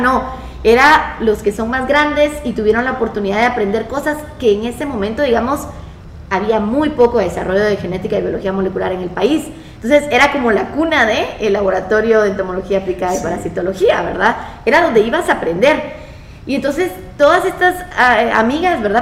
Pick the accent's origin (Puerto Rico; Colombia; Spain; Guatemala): Guatemala; also born or lived in Brazil; yo salí de Guate